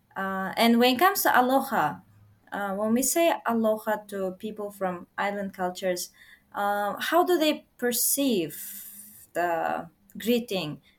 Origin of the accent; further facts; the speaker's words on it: Uzbekistan; now in Japan; I'm from Uzbekistan